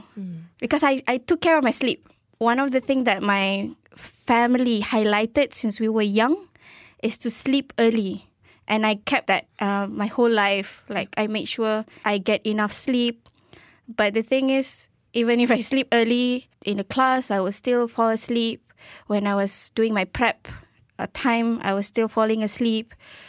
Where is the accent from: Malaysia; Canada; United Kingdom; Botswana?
United Kingdom; Edinburgh, Scotland; born there; also born or lived in Maldives / Turkey; An interesting fact about me is I was born in Edinburgh, in Scotland